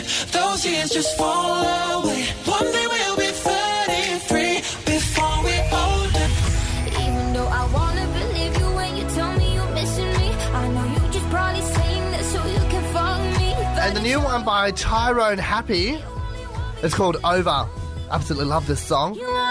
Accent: Blacktown, New South Wales, Australia; I was born in Blacktown Hospital.

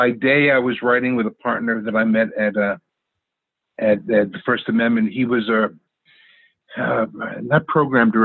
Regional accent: New York City, New York, United States; also born or lived in New Rochelle; I grew up in New York City

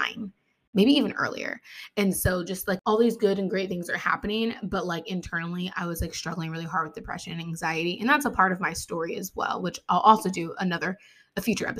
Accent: Ohio, United States; also born or lived in West Virginia; I was born in West Virginia, but I was raised here in Ohio. We moved when I was little.

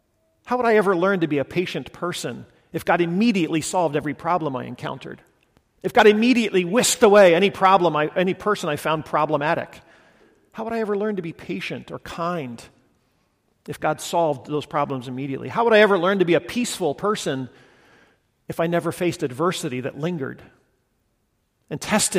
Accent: Guatemala; I grew up in Guatemala, and it's just profoundly formative in my life and my imagination, lots of things.

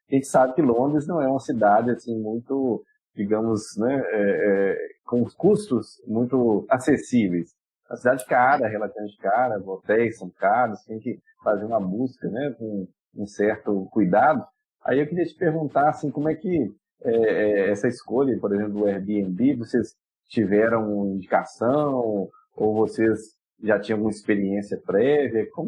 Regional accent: Brazil; nós nos apresentamos como brasileiros

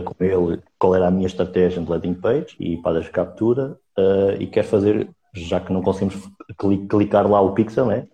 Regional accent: Sintra, Lisbon, Portugal; Sou de Portugal, eh, de Sintra

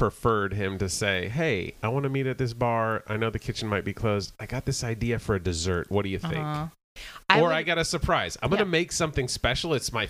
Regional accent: Marin, California, United States; I'm from Marin.

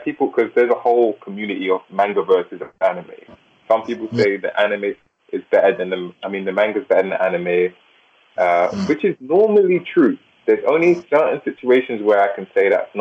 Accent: England, United Kingdom; I'm from England

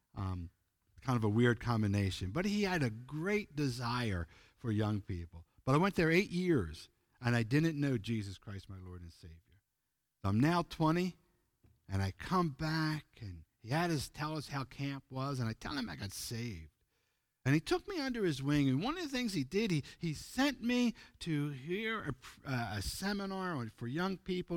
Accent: Pennsylvania, United States; moved away as an adult; also born or lived in Ozark, Arkansas; I'm from the East Coast, United States, Pennsylvania

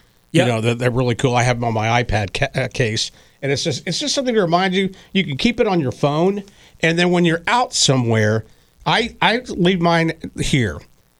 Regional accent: Texas, United States; moved away; also born or lived in Oklahoma City; and I worked in Oklahoma City. They have one there. I'm from Texas. They have them there. You know, San Antonio.

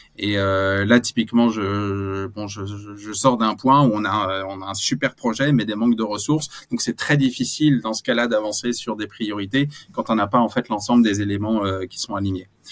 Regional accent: France; on est français

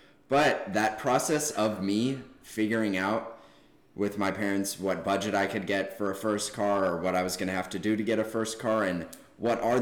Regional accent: Boulder, Colorado, United States; now in Arizona, United States; I grew up in Boulder, Colorado

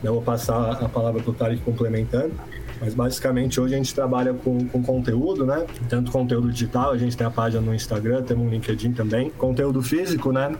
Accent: São Paulo, Brazil; sou de São Paulo

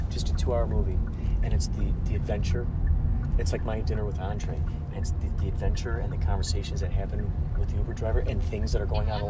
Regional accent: Carol Stream, Illinois, United States; also born or lived in Chicago; now in Los Angeles, United States; I grew up in Chicago.

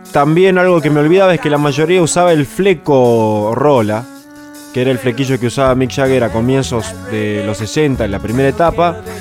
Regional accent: Argentina; como argentinos

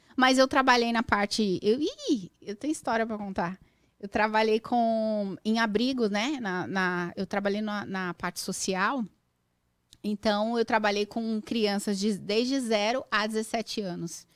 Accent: São Paulo, Brazil; moved away as an adult; now in United States; Eu nasci mesmo no Carandiru, tinha um hospital, no, uhum. uma maternidade no bairro do Carandiru

